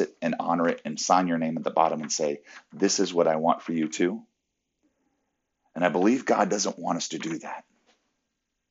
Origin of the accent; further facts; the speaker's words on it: Orlando, Florida, United States; It's kind of right outside of Orlando, right outside of my hometown